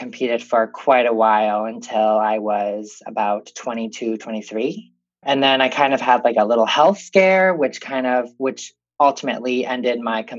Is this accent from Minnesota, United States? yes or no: yes; Rochester, Minnesota, United States; I'm from Rochester, Minnesota. I grew up here